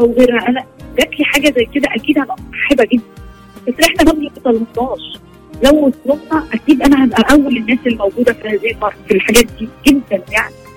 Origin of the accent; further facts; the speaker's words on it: Egypt; عندنا في مصر